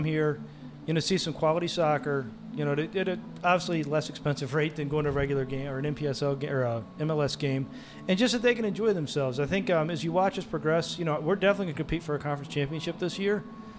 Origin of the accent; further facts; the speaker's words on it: Maryland, United States; I'm from Maryland